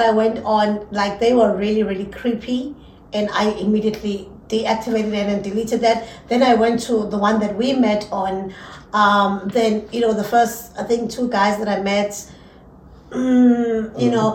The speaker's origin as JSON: {"language": "English", "country": "South Africa", "said": "we're very British as well, South Africans"}